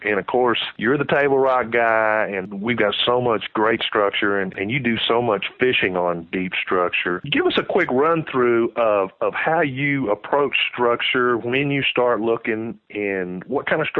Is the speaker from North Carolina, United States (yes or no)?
no; Texas, United States; moved away; growing up in Texas and then moving up here to these highland lakes